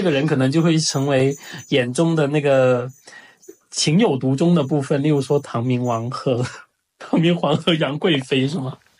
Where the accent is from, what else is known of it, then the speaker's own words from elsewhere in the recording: China; 我们中国人在外